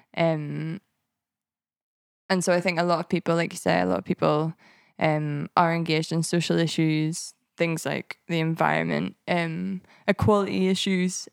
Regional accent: Ballymena, Northern Ireland, United Kingdom; moved away as an adult; now in Edinburgh, United Kingdom; I was brought up in a town called Ballymena, in the Bible Belt of Northern Ireland

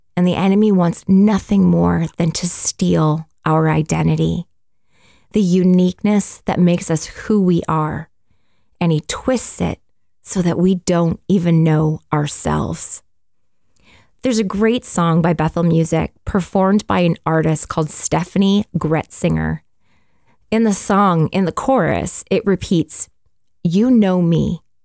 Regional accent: Canada; And we're Canadian, we live in Canada

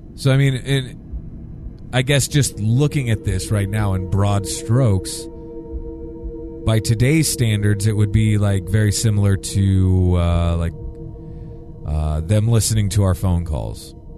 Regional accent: United States; in my hometown here

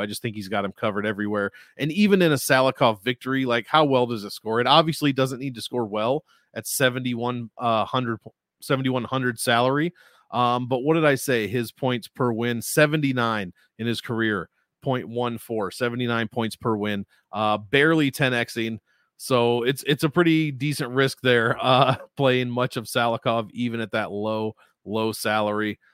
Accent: United States; as an American

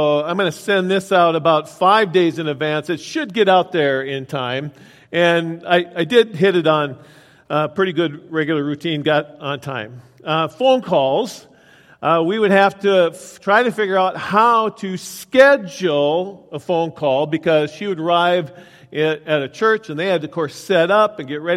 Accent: Willmar, Minnesota, United States; I was out working out in Wilmer, Minnesota, my hometown

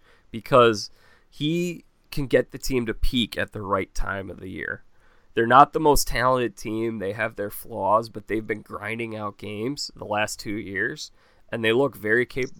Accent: Midwest, United States; being a Midwesterner, I relate with the Big Ten.

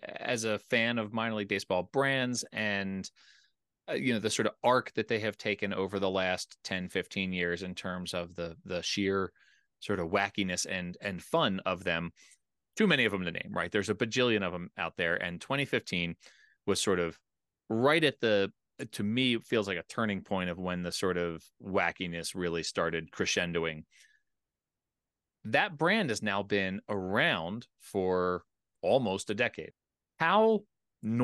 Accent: Philadelphia, Pennsylvania, United States; moved away; also born or lived in Richmond; I grew up in the Philadelphia area, but and then went to school in Richmond

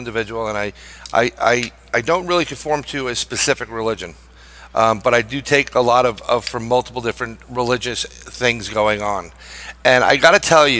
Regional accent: New York City, New York, United States; I'm a New Yorker

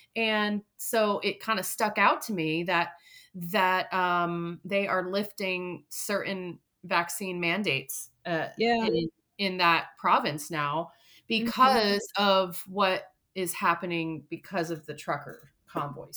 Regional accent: Vermont, United States; moved away; my home state of Vermont

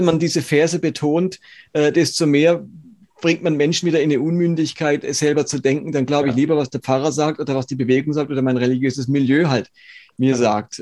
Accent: Karlsruhe, Baden-Württemberg, Germany; ich stamme aus Karlsruhe

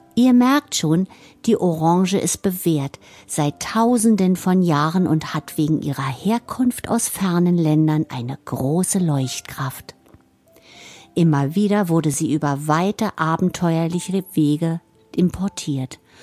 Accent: Germany; hier bei uns in Deutschland

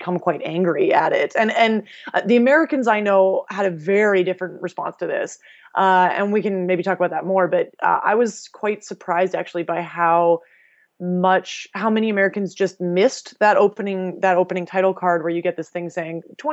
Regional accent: Canada; as a Canadian

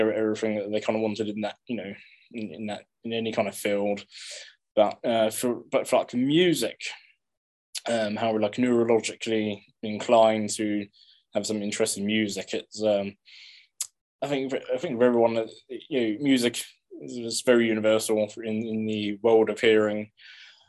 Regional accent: England, United Kingdom; growing up in England

